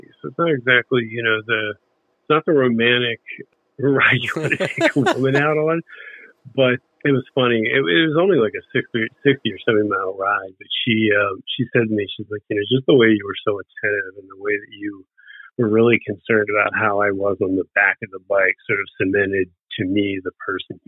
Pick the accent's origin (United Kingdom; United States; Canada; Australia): United States; Bensalem, Pennsylvania; now in Edgewater Park, United States; I grew up in Bensonville, Pennsylvania. It's a direct suburb of Philadelphia